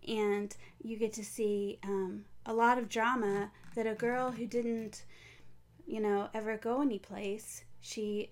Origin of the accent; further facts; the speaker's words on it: Pensacola, Florida, United States; Pensacola, where I live